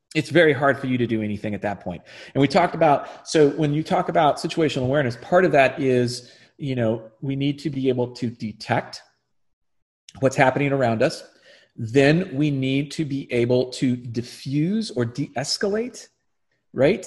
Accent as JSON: {"language": "English", "country": "United States", "said": "as an American"}